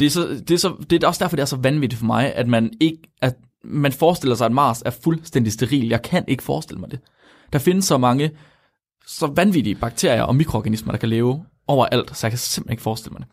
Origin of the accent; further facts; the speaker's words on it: West Jutland, Central Denmark Region, Denmark; jeg kommer fra Vestjylland